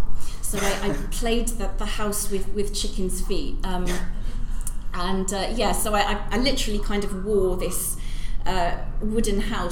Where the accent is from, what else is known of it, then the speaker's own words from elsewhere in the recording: Norwich, East of England, United Kingdom; born there; yeah, I was born